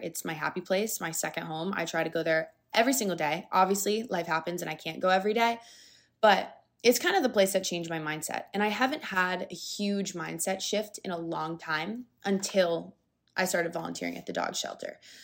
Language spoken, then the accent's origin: English; Florida, United States; I'm from Florida. I do love it here